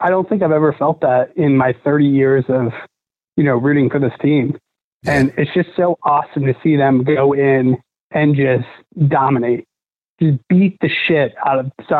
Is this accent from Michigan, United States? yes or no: yes; Michigan, United States; now in Indianapolis, United States; I'm originally from Michigan, but you know, moved to Indy.